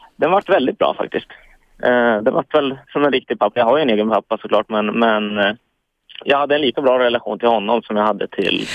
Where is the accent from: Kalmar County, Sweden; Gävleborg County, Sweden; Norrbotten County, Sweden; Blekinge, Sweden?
Gävleborg County, Sweden; Hudiksvall; moved away as an adult; now in Stockholm, Sweden; Jag är uppvuxen uppe i Hudiksvall. Eh, mm. Eh, bor nu i Stockholm